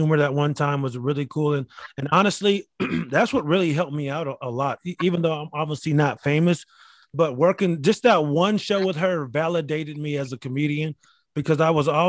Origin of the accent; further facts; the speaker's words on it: Rochester, New York, United States; moved away; there's 10,000 people there in my hometown.